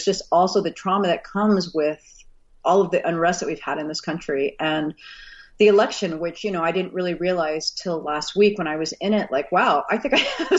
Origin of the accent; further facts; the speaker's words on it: Texas, United States; also born or lived in Missouri; You know, I was born in Missouri. I didn't grow up in Missouri, but I was born in Missouri. And then my dad was an oil and gas. So we moved around the country a lot. So I spent a good chunk of my formative years in Texas.